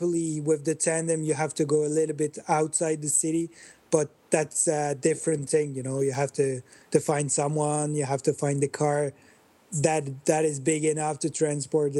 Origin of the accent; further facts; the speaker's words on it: Belgium; I grew up in Belgium. I'm living in Belgium